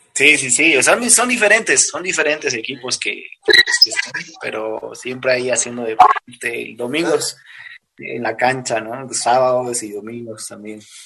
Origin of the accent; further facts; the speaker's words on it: La Paz, Bolivia; soy de acá de Bolivia, de la ciudad de La Paz.